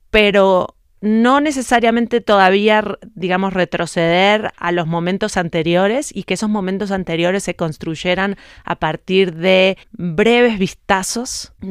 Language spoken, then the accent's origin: Spanish; Uruguay; moved away; also born or lived in France; Yo me fui de Uruguay en 2005 a Francia primero y ahí empezó mi periodo itinerante que sigue hasta hoy